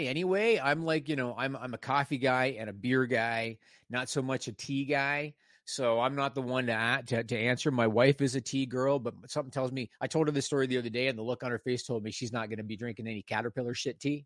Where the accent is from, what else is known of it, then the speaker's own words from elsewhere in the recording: Canada; also born or lived in Ontario, Canada; I'm Canadian